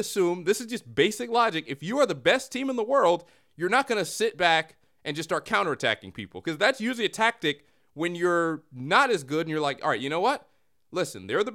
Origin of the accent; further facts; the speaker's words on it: United States; I'm American